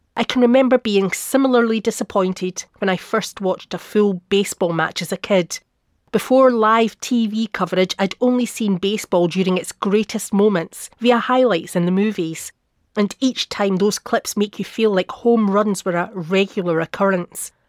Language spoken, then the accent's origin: English; half an hour from Perth, Scotland, United Kingdom; Perth, which is only half an hour down the road from my hometown.